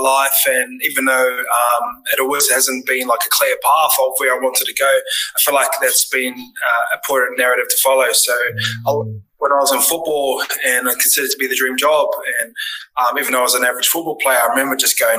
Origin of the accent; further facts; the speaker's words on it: Tokoroa, Waikato, New Zealand; I grew up in Tokoroa